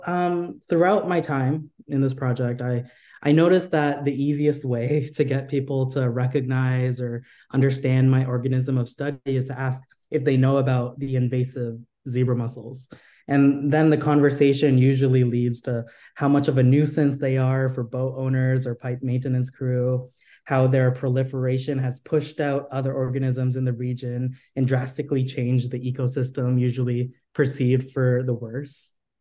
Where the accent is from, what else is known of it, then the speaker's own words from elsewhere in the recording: United States; born there; I'm part of the Philippine diaspora. My ancestors were from the Philippines and I was born here in America.